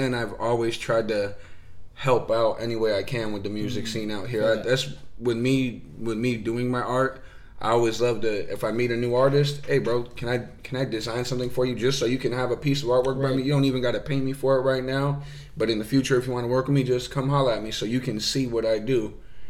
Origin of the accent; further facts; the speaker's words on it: Arizona, United States; also born or lived in Glendale / Phoenix / Mesa / Tempe; where did I grow up? Where'd you grow up? Yeah. Out in Arizona.